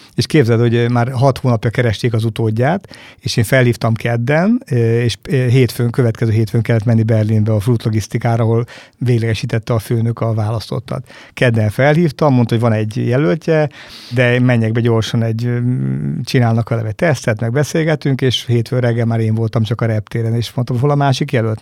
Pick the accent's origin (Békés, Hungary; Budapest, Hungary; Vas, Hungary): Békés, Hungary; Battonya; én falusi gyerek vagyok, Batonyán születtem